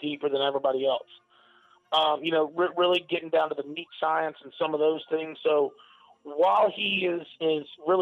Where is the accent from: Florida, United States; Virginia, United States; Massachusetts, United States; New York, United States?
Florida, United States; Lakeland; down here in my hometown of Lakeland, Florida